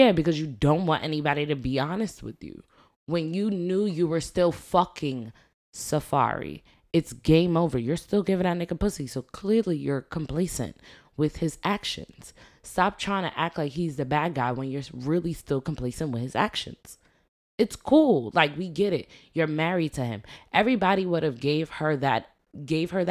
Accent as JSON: {"language": "English", "region": "New York", "country": "United States", "tie": "born or raised there", "said": "We grew up in New York"}